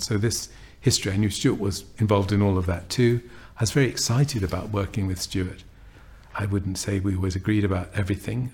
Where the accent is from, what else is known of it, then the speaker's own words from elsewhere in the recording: London, United Kingdom; I grew up in an area of North London